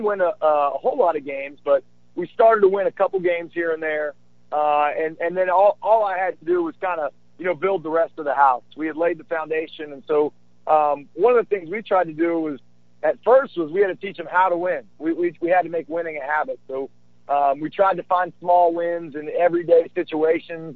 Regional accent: West Virginia, United States; I grew up in West Virginia and earned a scholarship

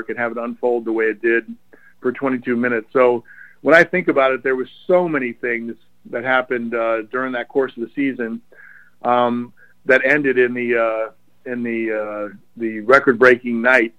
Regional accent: Baltimore area, Maryland, United States; it was really easy in the Baltimore area to be an Oriole fan

